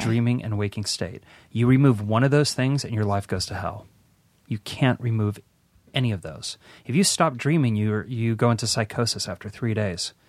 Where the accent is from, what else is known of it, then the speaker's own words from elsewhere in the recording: West Hollywood, California, United States; I grew up on Alfred Street, Alfred and Rosewood. I went to Al, Rosewood Elementary